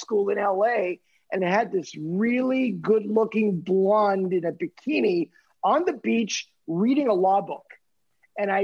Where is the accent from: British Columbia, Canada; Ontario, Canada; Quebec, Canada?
Quebec, Canada; Montreal; moved away as an adult; I was born and raised in Montreal